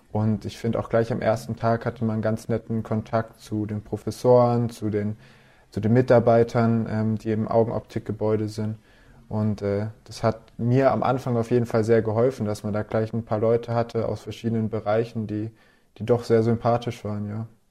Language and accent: German; Lörrach, Baden-Württemberg, Germany; moved away as an adult; now in Aalen, Germany; ich komme aus Lörrach ursprünglich, ähm, unten an der Schweizer Grenze